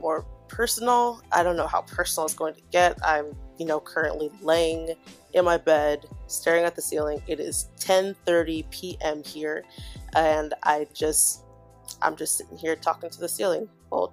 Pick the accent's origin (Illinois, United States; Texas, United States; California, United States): Illinois, United States; Chicago; moved away; back in my hometown, Chicago